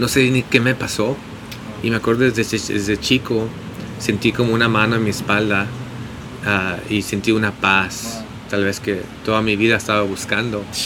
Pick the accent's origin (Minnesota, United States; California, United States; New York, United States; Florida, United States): California, United States; San Diego; moved away as an adult; now in Los Angeles, United States; nací en San Diego, de, mi mamá es de Tijuana